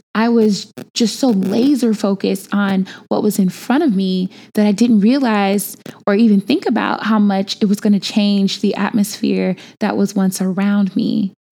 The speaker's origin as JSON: {"language": "English", "town": "Chicago", "region": "Illinois", "country": "United States", "tie": "born or raised there", "moved": "as an adult", "said": "I am from Chicago, born and bred, and was just home for a minute"}